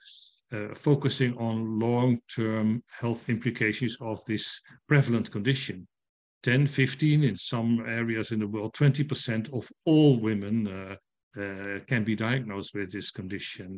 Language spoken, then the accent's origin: English; Netherlands; I'm from the Netherlands